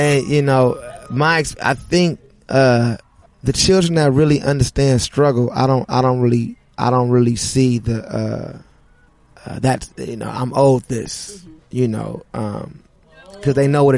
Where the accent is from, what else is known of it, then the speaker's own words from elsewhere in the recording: Los Angeles, California, United States; I grew up in the Crenshaw district